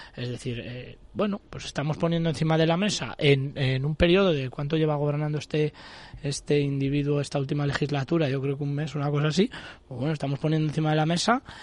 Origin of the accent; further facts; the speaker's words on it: Castile and León, Spain; yo soy castellano y leonés